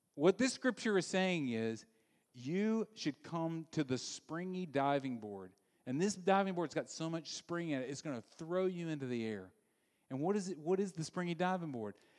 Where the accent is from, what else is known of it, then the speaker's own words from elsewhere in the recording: Louisiana, United States; I grew up in Louisiana